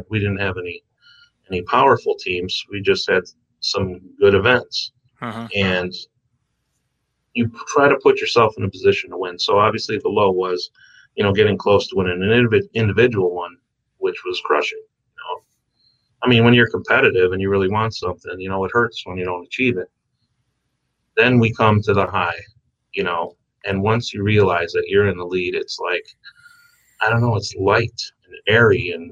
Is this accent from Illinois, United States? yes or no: yes; Blue Island, Illinois, United States; I'm just a dirty kid from the South Side. I grew up in Blue Island